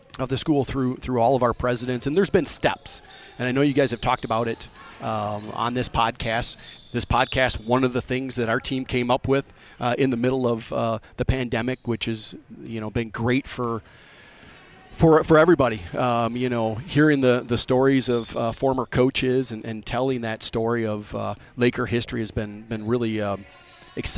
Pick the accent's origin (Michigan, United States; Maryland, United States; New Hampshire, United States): Michigan, United States; Sterling Heights; I grew up in Sterling Heights, north of Detroit